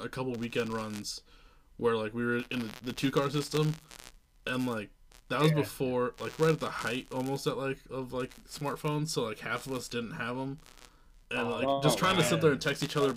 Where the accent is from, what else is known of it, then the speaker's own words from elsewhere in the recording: Iowa, United States; moved away; I'm originally from Iowa